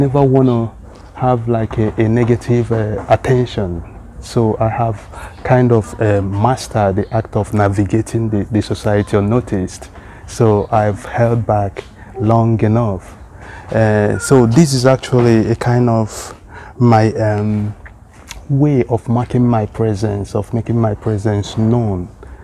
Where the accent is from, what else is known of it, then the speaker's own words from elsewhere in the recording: eastern Nigeria, Nigeria; moved away as an adult; now in Sweden; Igbo language of eastern part of Nigeria, where I was born and raised up